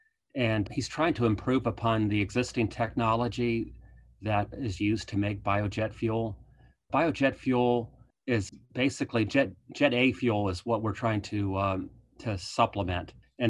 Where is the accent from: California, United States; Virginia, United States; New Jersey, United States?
Virginia, United States; So I grew up in Eastern Virginia on a dairy farm, and we later shifted to growing corn and soybeans.